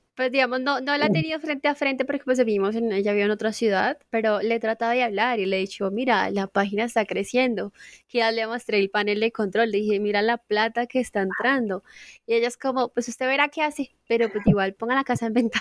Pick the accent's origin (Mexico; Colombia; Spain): Colombia; Casanare; also born or lived in Suacha; Yo soy suachuna, pero me crié en Casanare